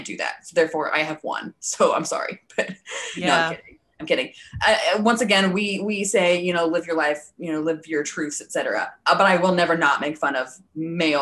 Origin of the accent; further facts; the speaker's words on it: Wisconsin, United States; We're also from Wisconsin